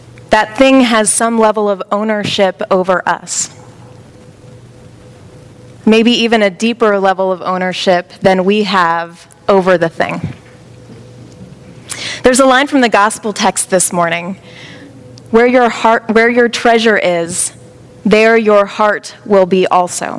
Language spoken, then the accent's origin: English; Baltimore, Maryland, United States; moved away; I'm originally from Baltimore